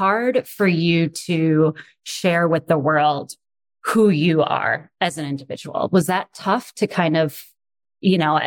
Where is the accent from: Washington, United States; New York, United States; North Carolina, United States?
New York, United States; Rochester; I am from Rochester